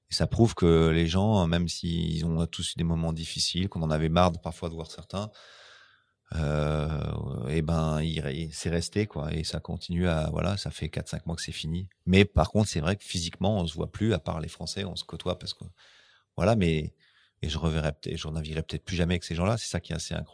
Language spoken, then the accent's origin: French; France; tu peux pas prendre des Anglais, on est français.